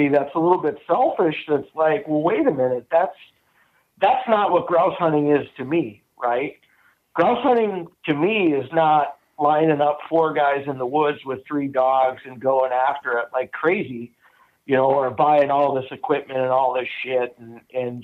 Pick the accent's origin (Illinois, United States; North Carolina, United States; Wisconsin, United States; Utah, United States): Wisconsin, United States; growing up in Wisconsin, we musky fished.